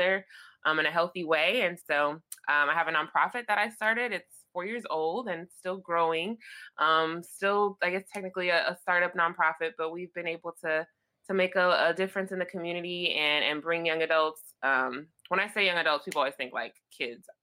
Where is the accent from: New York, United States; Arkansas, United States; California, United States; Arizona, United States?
California, United States; Los Angeles; I am from Los Angeles. That is where I am now